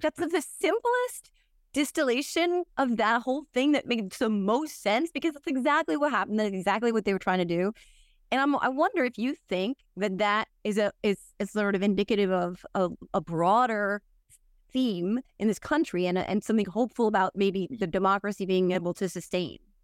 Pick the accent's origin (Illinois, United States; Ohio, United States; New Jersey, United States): New Jersey, United States; also born or lived in New York; I'm from New Jersey, I grew up here, I lived in New York for a long time